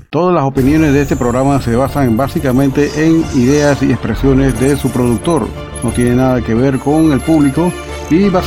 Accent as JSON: {"language": "Spanish", "country": "Panama", "said": "Nosotros no tenemos un acento definido. Eh, a mí me encuentran acento costeño, colombiano, me encuentran acento peruano. Tengo familia en Perú. Este, y bueno, y otros acentos que son más del trópico, del Caribe. Y es una distinción bastante propia del panameño."}